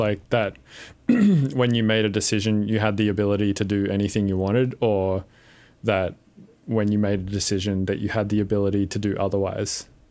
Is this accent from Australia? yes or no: yes; Windsor, New South Wales, Australia; I grew up in Windsor, which is, like, just the worst place.